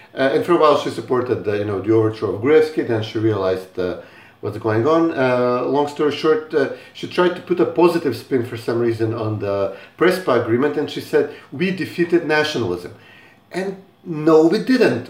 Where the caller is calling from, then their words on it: Skopje, North Macedonia; I'm calling in from Skopje